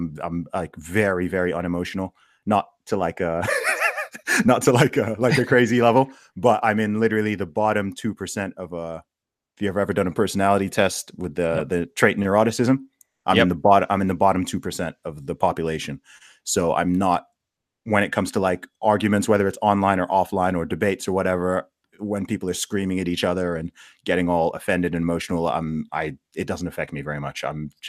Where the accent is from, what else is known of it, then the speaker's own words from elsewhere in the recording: Saudi Arabia; also born or lived in England, United Kingdom; So in terms of where I'm from, I mean, I was born in the UK, in England. I grew up in the Middle East, in Saudi Arabia. I went to school there for a while, which is why I don't really sound English.